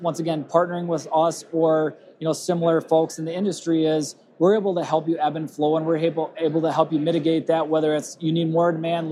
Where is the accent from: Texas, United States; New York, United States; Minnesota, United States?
Minnesota, United States; Rochester; accent: Minnesota; I'm from Rochester, Minnesota